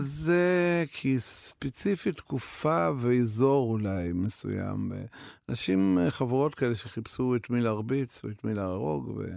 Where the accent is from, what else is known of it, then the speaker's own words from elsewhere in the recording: Belarus; Hebrew is a second language; also born or lived in Kiryat (Krayot), Israel; now in Israel; שברוסיה לבנה, שם גדלתי